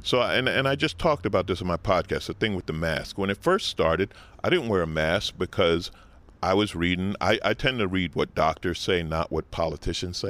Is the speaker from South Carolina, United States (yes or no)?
no; New York City, New York, United States; moved away as an adult; now in Los Angeles, United States; I grew up in New York, I grew up riding a bicycle through Manhattan